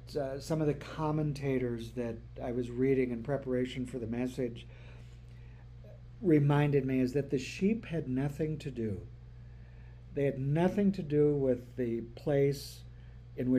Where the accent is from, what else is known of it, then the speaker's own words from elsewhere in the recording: North Dakota, United States; when I was growing up in North Dakota